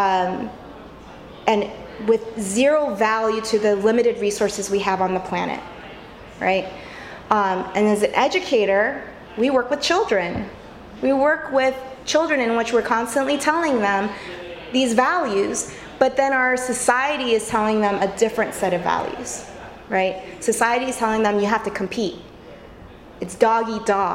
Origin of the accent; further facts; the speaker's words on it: California, United States; moved away; I came from California originally.